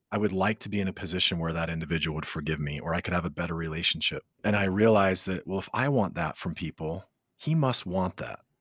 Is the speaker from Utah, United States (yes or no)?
yes; Utah, United States; I grew up in Utah